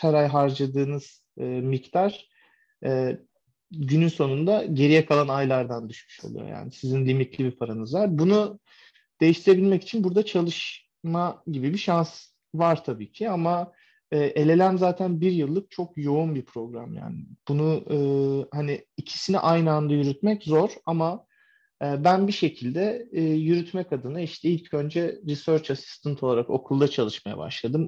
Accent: Turkey; moved away as an adult; now in United States; Ben Türk olarak

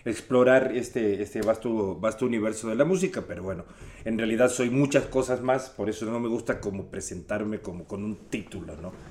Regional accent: Uruguay; now in Mexico; Soy …, uruguayo brasilero. Chilanguayo, ya por, por, por, tiempo me lo gané, ya llevamos 30 años ya aquí en México.

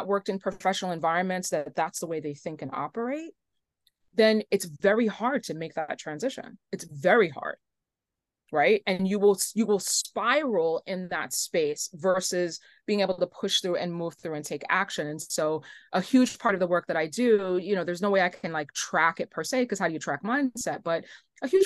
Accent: New York, United States; I'm from New York, born and raised

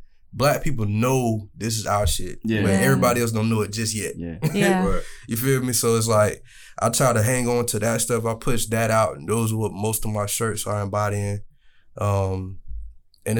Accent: Jacksonville, Florida, United States; I'm from Duval

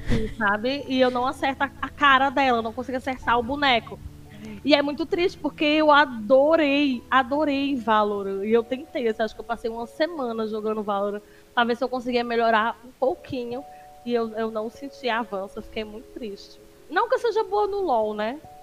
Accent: João Pessoa, Paraíba, Brazil; eu sou de João Pessoa, Paraíba

